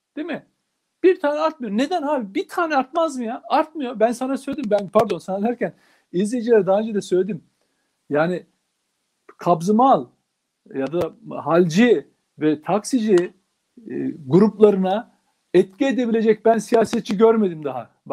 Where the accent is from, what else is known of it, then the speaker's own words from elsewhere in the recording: Turkey; Ben bir Türk olarak